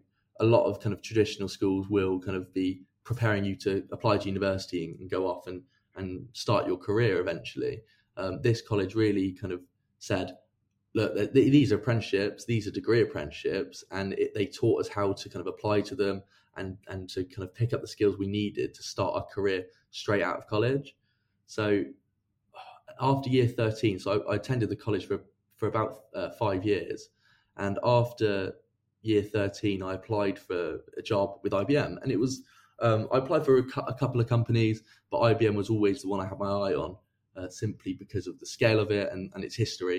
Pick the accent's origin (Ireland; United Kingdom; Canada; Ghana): United Kingdom; Reading, South East England; also born or lived in Exeter; I'm from Reading originally in the UK, which is kind of near London